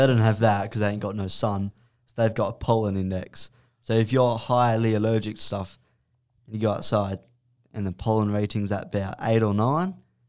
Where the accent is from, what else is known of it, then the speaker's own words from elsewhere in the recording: Perth, Western Australia, Australia; growing up in Perth